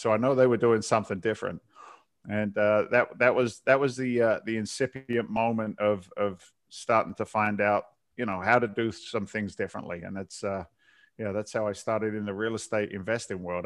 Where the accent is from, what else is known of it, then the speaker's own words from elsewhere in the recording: south coast of England, United Kingdom; moved away as an adult; also born or lived in London; now in United States; I was born in England. I, uh, uh, born in London. I, I grew up in the south coast of England and came over as a young guy in my twenties